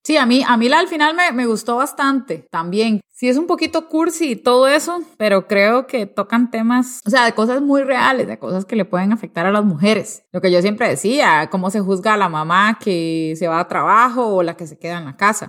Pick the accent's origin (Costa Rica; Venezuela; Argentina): Costa Rica; A veces como Costa Rica nos, nos creemos que no somos parte de Centroamérica, pero la verdad es que sí somos